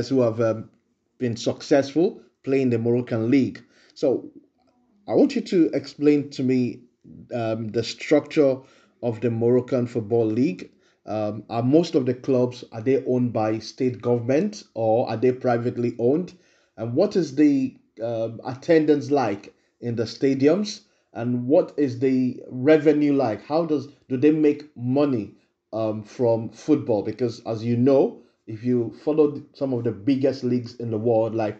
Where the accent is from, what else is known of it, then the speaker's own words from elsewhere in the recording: Nigeria; as a Nigerian